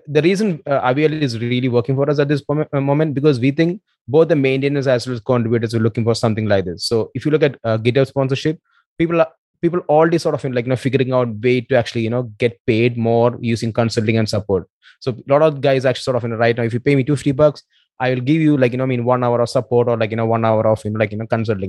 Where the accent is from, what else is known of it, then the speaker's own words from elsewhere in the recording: Kerala, India; also born or lived in Bangalore; Right now, I'm actually back in Kerala. I'm from Kerala. It's down south in India.